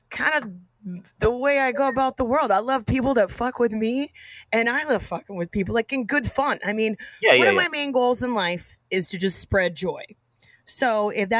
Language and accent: English; Austin, Texas, United States; moved away; I'm from Austin, Texas originally.